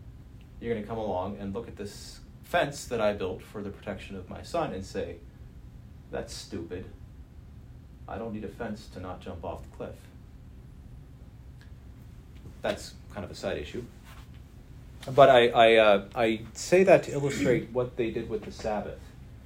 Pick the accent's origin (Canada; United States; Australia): United States; Stamford, Connecticut; Whether I'm spending Shabbat in Washington, D.C., or in my hometown of Stamford, Connecticut